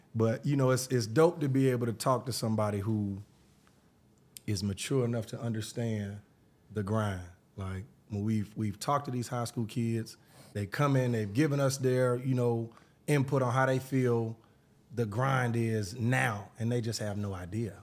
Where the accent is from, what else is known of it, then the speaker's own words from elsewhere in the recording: Atlanta, Georgia, United States; I'm from Atlanta